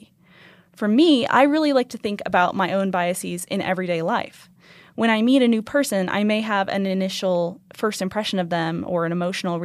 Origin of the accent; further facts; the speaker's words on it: Boise, Idaho, United States; moved away as an adult; now in Reno, United States; I grew up in Boise, Idaho